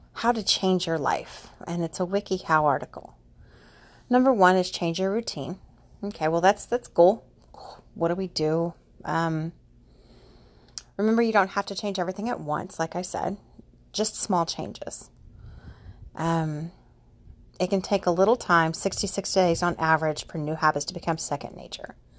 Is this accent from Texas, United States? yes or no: yes; Houston, Texas, United States; also born or lived in Austin; I moved back to Houston from Austin